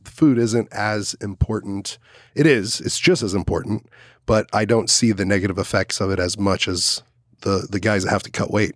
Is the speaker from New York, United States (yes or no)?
no; Dallas, Texas, United States; now in Austin, United States; I grew up in Dallas, Fort Worth